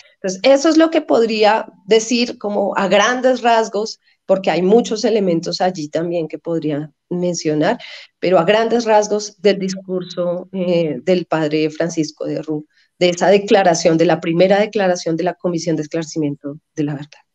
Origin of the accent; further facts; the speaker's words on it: Colombia; como colombianos